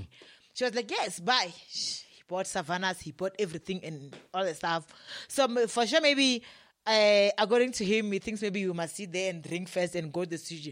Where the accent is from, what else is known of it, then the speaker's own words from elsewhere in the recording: Limpopo, South Africa; moved away; also born or lived in Johannesburg; we are both from Limpopo